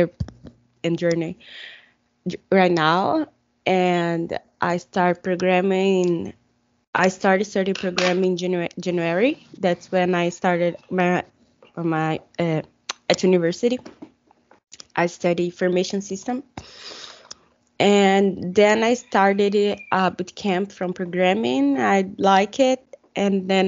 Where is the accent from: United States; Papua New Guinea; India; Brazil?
Brazil; English is a second language; I'm from Brazil